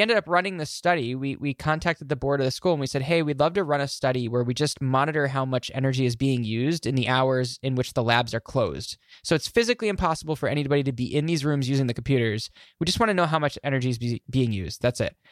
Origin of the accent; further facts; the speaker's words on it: Glens Falls, New York, United States; my, my hometown, Glens Falls, New York